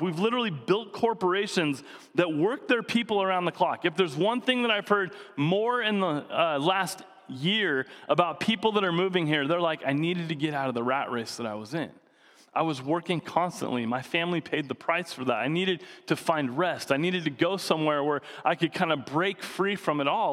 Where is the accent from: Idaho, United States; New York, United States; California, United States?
Idaho, United States; Coeur d'Alene; also born or lived in Seattle; now in San Diego, United States; growing up in Coeur d'Alene, there was most of the town was shut down on Sundays